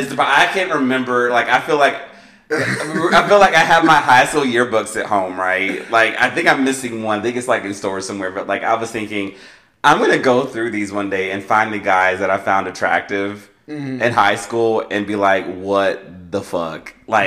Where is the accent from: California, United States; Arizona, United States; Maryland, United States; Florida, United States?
Maryland, United States; I grew up in the South. I grew up in Maryland. Two different upbringings.